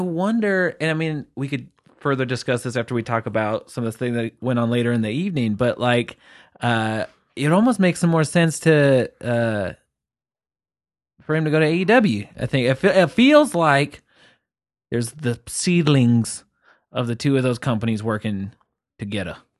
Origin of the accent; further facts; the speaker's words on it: England, United Kingdom; I'm English